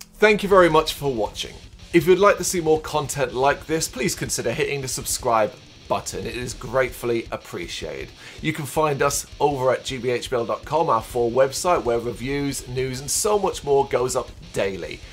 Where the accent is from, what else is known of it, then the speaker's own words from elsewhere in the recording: Ireland; I am Irish, uh, not English